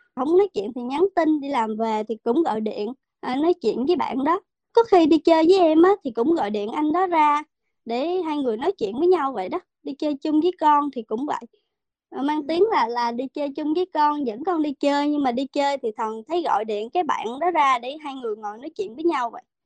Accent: Vietnam; moved away as an adult; now in United States; em thì ở Việt Nam

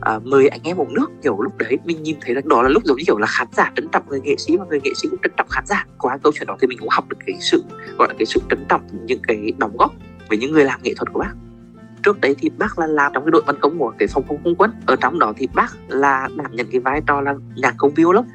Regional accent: Nghệ An, Vietnam; quê mình thì ở à, tỉnh Nghệ

